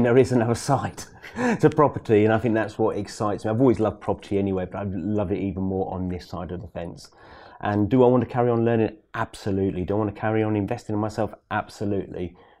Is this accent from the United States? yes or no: no; East of England, United Kingdom; It's not in London, but it's in Norfolk. I'm from